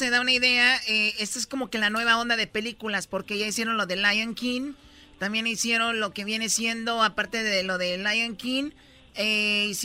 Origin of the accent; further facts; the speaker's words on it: Jalisco, Mexico; Ok, no, yo siempre soy de Jalisco. Mis ojos tapatíos.